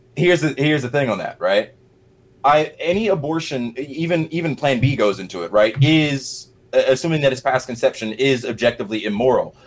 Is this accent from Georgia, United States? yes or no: yes; Middle Georgia, United States; moved away as an adult; also born or lived in Atlanta metro area, Georgia; now in Atlanta, United States; I'm from Middle Georgia, so not North. I live in North Georgia now, Atlanta metro area